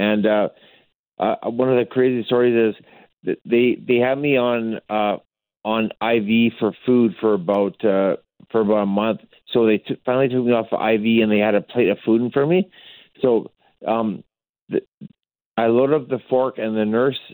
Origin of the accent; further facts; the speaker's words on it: Fernie, British Columbia, Canada; also born or lived in Cranbrook, British Columbia; I grew up in Fernie, BC, which was a really small town.